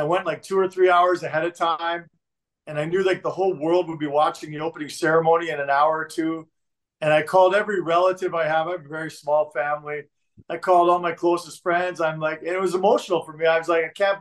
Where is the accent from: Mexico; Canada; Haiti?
Canada; Toronto, Ontario; moved away as an adult; now in Calgary, Canada; growing up in Toronto